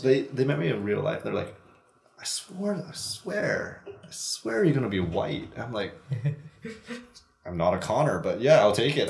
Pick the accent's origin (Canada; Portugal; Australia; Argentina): Canada; we're basically Canadian. I, I've lived here basically my whole entire life.